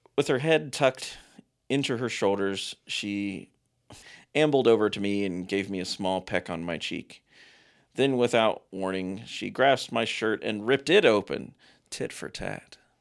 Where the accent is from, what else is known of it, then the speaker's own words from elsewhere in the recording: Ohio, United States; also born or lived in Kentucky; my youth growing up in Ohio, uh, in very sketchy areas of Ohio and Kentucky